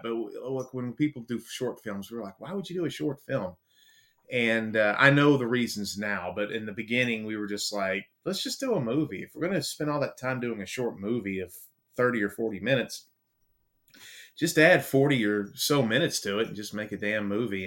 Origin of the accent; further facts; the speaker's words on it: Baltimore, Maryland, United States; also born or lived in the South, United States; now in US South; I'm from Baltimore